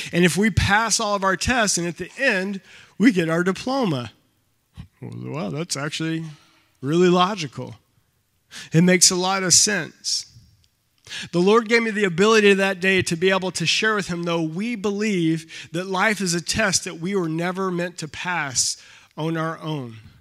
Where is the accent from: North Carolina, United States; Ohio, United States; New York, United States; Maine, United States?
North Carolina, United States; now in Michigan, United States; I'm from North Carolina.